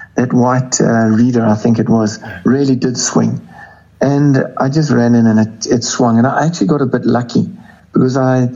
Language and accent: English; South Africa; moved away; I grew up a lot in South Africa as well